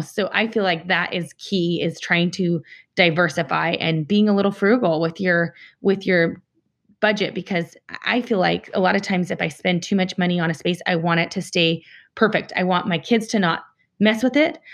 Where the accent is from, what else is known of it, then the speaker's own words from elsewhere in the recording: Salt Lake City, Utah, United States; I'm from Salt Lake City